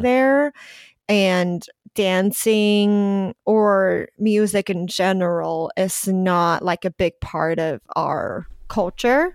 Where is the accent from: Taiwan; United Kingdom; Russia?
Taiwan; English is a second language; also born or lived in New Zealand; now in Los Angeles, United States